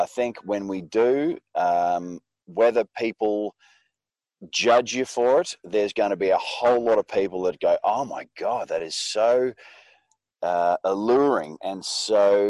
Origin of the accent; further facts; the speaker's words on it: Western District of Victoria, Australia; up on a sheep and crop farm in the Western District of Victoria, about 3,000 acres